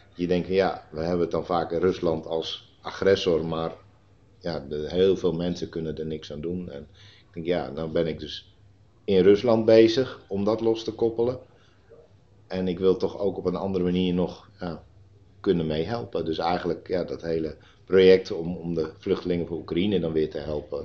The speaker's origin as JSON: {"language": "Dutch", "area": "Terschelling", "region": "Friesland", "country": "Netherlands", "tie": "born or raised there", "also_born_or_lived": "Putten", "moved": "yes", "lives_now": "Nijkerk, Netherlands", "said": "ik ben geboren en opgegroeid op de Schelling"}